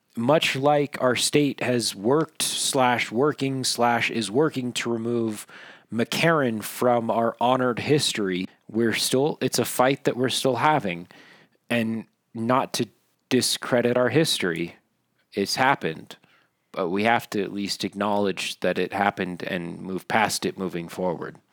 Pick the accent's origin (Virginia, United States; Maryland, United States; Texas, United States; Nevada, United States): Nevada, United States; Minden; I grew up in Minden, Nevada